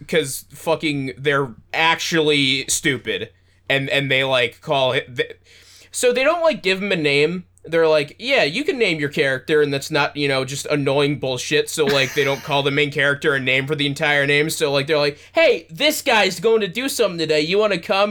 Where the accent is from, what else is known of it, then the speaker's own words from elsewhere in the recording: United States; I'm American